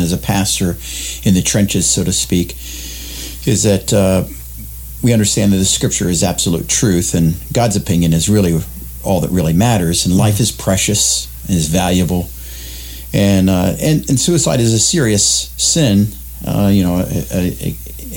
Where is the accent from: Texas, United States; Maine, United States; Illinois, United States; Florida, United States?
Florida, United States; South; also born or lived in Western New York; now in Parkersburg, United States; I grew up in South Florida